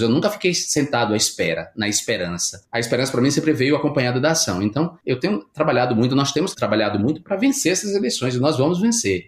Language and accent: Portuguese; Brazil; moved away as an adult; now in Barcelona, Spain; ninguém me identifica como brasileiro de imediato